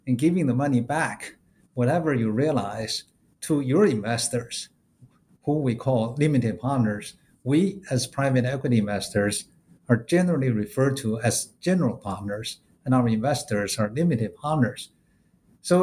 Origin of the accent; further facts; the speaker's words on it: China; moved away as an adult; also born or lived in Gobi Desert; I grew up in China